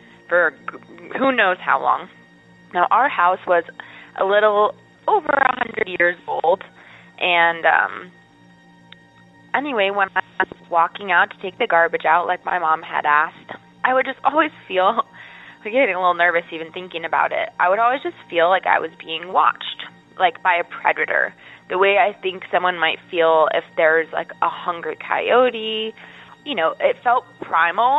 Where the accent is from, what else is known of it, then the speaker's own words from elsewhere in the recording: Statesboro, Georgia, United States; moved away as an adult; now in Appalachia, United States; I finished high school and college in that area, so I was there for many years